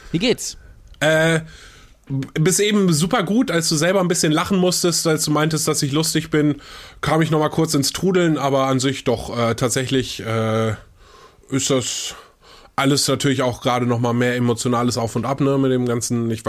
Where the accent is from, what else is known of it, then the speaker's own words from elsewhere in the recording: Kiel, Schleswig-Holstein, Germany; ich bin ja aus Kiel äh, und weißt du, wer noch aus Kiel ist?